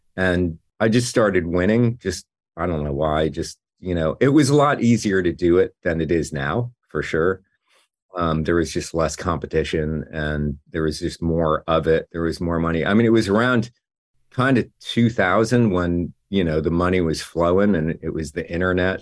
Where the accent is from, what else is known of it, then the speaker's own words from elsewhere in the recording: New Jersey, United States; moved away as an adult; also born or lived in New York; now in Los Angeles, United States; I grew up in Jersey